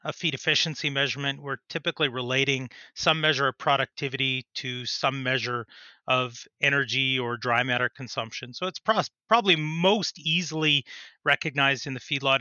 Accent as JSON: {"language": "English", "town": "Saskatoon", "region": "Saskatchewan", "country": "Canada", "tie": "born or raised there", "also_born_or_lived": "Edmonton, Alberta", "said": "I grew up in the Saskatoon area."}